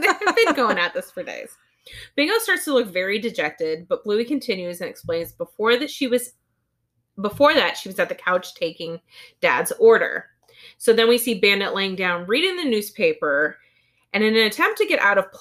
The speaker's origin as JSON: {"language": "English", "country": "United States", "said": "I'm American"}